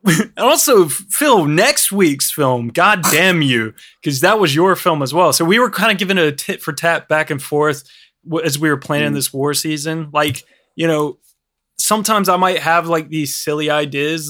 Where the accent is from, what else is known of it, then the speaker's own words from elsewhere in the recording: United States; I'm American